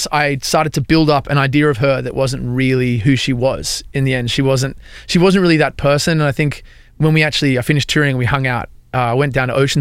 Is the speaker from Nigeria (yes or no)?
no; Australia; moved away as an adult; now in Nashville, United States; I'm from Australia